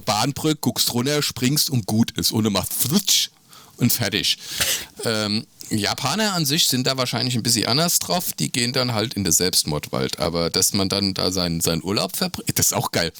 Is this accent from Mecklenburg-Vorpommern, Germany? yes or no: no; Hesse, Germany; also born or lived in Bielefeld; für mich als Hesse